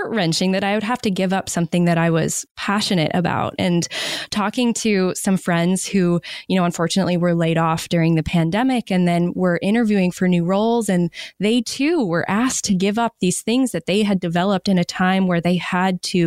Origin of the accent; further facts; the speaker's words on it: Maine, United States; moved away; I moved back to my home state of Maine during the pandemic.